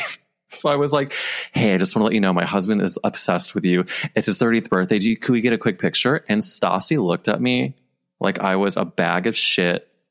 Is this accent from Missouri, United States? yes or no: yes; St. Louis, Missouri, United States; moved away; I'm from St. Louis where, you know, Andy's from. And so like my, my parents know his parents